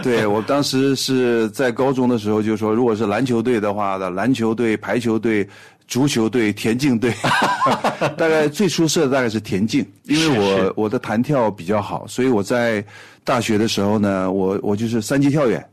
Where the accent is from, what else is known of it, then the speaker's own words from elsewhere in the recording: Harbin, Heilongjiang, China; 我呢是出生在一个哈尔滨的一个普通的工人家庭